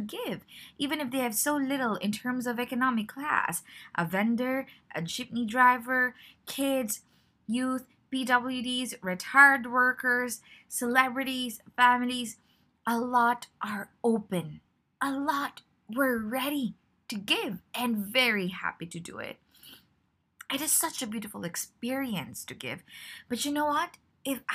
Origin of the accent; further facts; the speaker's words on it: Philippines; I am from the Philippines